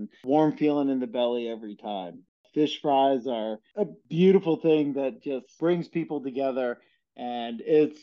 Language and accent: English; Osseo, Wisconsin, United States; now in Oregon, United States; I hail from the North Woods of Wisconsin, small town just outside of Chippewa Falls called Osseo, Wisconsin